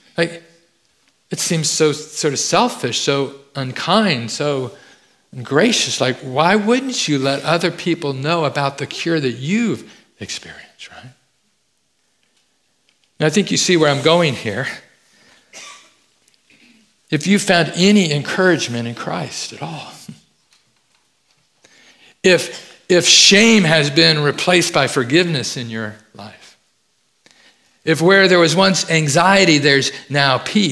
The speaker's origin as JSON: {"language": "English", "town": "Fresno", "region": "California", "country": "United States", "tie": "born or raised there", "said": "I grew up in Fresno, California."}